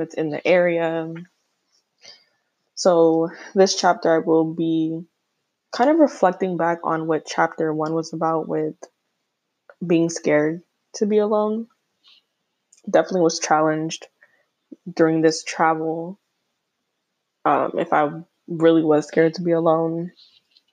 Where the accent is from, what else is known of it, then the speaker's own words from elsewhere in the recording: Florida, United States; moved away; I'm originally from Florida